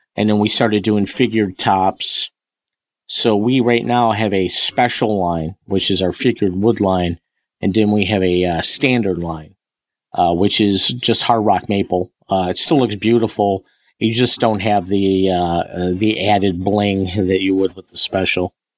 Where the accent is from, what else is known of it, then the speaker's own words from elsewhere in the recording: Northern Michigan, United States; also born or lived in Greater Detroit, Michigan; we moved up to Northern Michigan. I think in 77